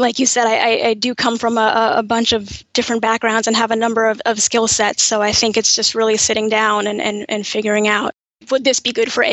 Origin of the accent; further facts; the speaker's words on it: New York, United States; moved away as an adult; also born or lived in Kansas; now in New Jersey, United States; I grew up in New York. My family is from Kansas. I was technically born in Kansas, but from about 6 months on, I'm a diehard New Yorker and have lived there up until about 8 years ago.